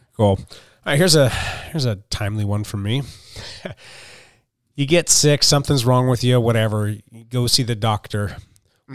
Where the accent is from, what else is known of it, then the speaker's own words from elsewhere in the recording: Pacific Northwest, United States; we're from the West Coast, we're in the Pacific Northwest